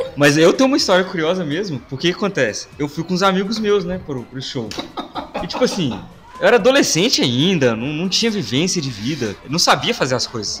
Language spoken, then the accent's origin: Portuguese; Belo Horizonte, Minas Gerais, Brazil; nós quatro aqui somos de BH